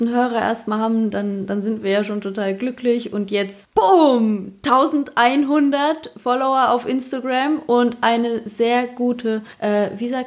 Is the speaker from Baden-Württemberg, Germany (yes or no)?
no; Bavaria, Germany; accent: Upper Bavarian; spreche Oberbayerisch.